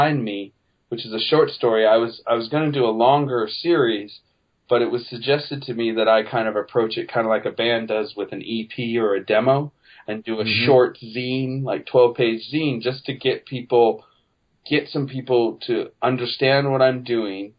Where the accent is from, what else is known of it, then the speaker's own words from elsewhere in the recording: Petaluma, California, United States; my hometown of Petaluma, California